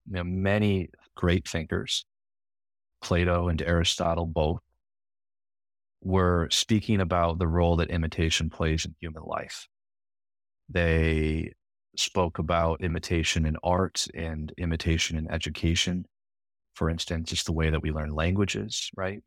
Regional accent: Grand Rapids, Michigan, United States; moved away as an adult; also born or lived in New York; I'm from Michigan and born and raised in, in Grand Rapids on the west side of the state

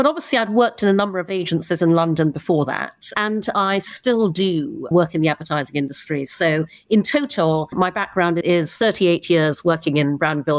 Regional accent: Brunei; also born or lived in United Kingdom; I'm half English, half Chinese. I was born in the UK, but when I was 6, my parents moved to Brunei in Borneo. And so I grew up in Brunei, grew up traveling all around Asia

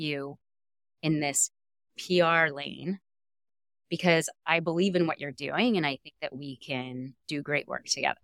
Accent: Los Angeles, California, United States; also born or lived in Chico, California; growing up in Southern California

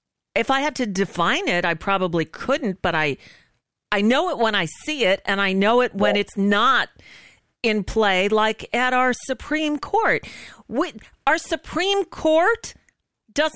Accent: New York, United States; now in Florida, United States; I grew up in New York

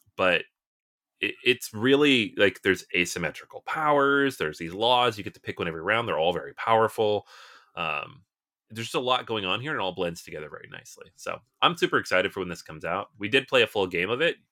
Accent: Seattle, Washington, United States; moved away; I'm originally from Seattle

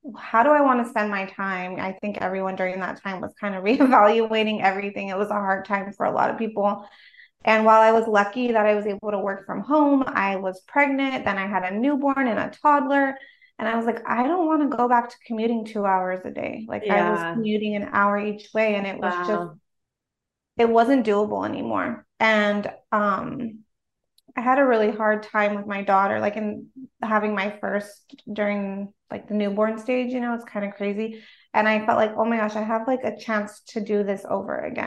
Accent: Los Angeles, California, United States; also born or lived in South Bay, California; I grew up in a small, like, I guess you could call it a suburb of Los Angeles, on the west side of Los Angeles

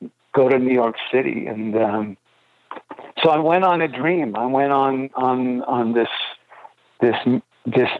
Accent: Montreal, Quebec, Canada; Growing up in Montreal, we obviously had, you know, French radio

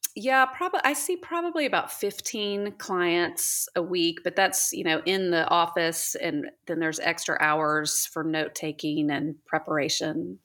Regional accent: Houston, Texas, United States; also born or lived in Oklahoma; now in Dallas, United States; I'm from Houston

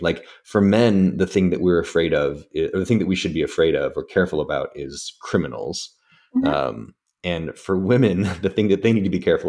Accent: Scotland, United Kingdom; now in San Francisco, United States; I'm a Scot. I'm in San Francisco.

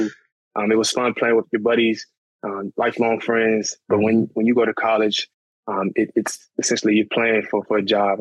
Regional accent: Cheltenham, Maryland, United States; also born or lived in Washington, D.C. / South Carolina; I'm originally from Cheltenham, Maryland. But that's just right outside of Upper Marlboro, Maryland. So I tell people who are more familiar with the area, hey, I'm from Upper Marlboro. But yeah, man, born and raised here.

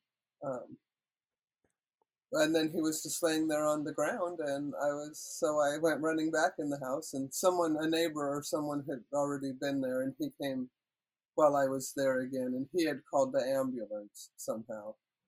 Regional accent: Washington, United States; moved away as an adult; now in Canada; Yeah, and it's good because I was born in the States, and so then I fell in love with Robert, and then I moved to Canada.

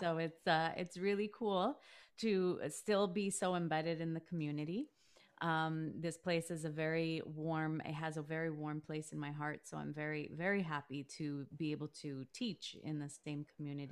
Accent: Toronto, Ontario, Canada; growing up in Canada, you think, well, this is my home. This is where I was born.

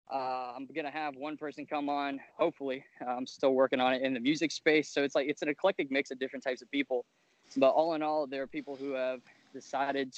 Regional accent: Fort Myers, Florida, United States; moved away as an adult; now in Tallahassee, United States; I'm from South Florida

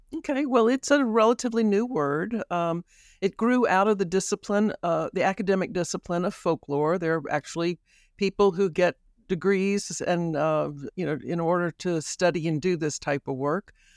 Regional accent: Baton Rouge, Louisiana, United States; also born or lived in New Orleans; I am from Baton Rouge. I was born in New Orleans and raised here

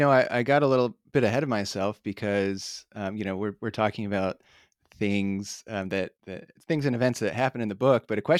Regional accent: Miami County, Indiana, United States; I grew up in this part of the world

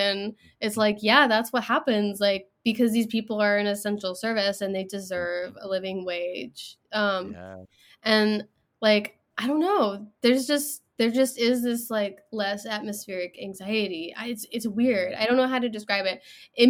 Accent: England, United Kingdom; born there; So I was born in England, so I have citizenship already.

